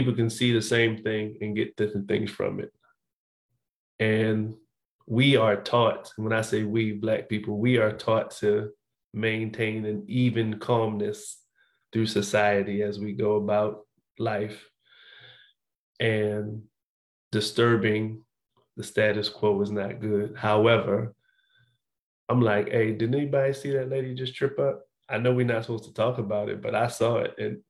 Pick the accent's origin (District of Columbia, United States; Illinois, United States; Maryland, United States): Maryland, United States; Annapolis; I'm originally from Baltimore, Maryland. I was raised in Annapolis, Maryland. But in Maryland, we moved around a lot.